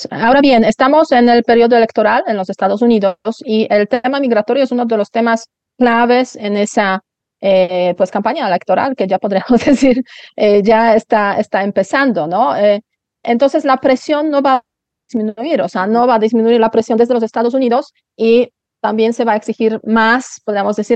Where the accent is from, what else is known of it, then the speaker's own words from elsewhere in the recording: Poland; now in Spain; Yo me acuerdo cuando yo emigré de Polonia a España fue una emigración de lujo en un autobús 48 horas llegando a Madrid